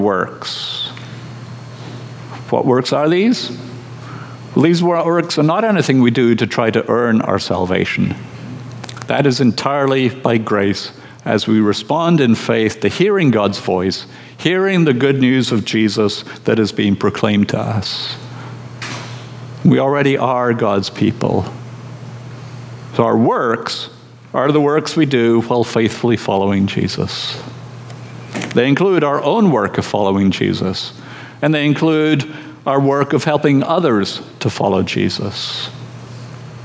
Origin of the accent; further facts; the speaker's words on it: Scotland, United Kingdom; I'm from Scotland, where the two words Sabbath and celebration do not belong together